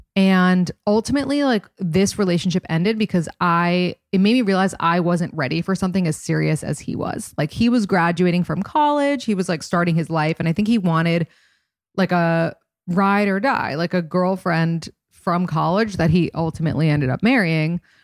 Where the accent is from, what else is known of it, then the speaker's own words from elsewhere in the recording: New York City, New York, United States; I'm from New York City and I wanted to live in New York City